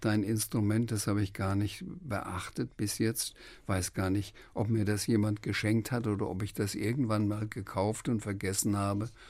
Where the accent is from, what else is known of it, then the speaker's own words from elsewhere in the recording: Schweinfurt, Bavaria, Germany; Friedrich Rückert, ähm, der auch in Schweinfurt ähm, gelebt hat, wo ich herkomme, auch Franke war